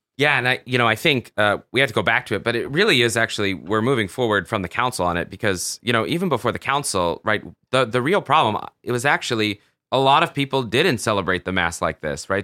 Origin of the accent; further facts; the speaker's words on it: the South, United States; I grew up in the South